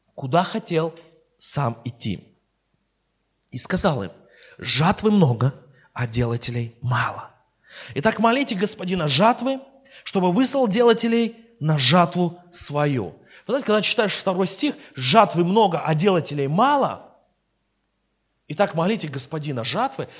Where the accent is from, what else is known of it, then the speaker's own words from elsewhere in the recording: Armenia; я сперва христианин, потом я армянин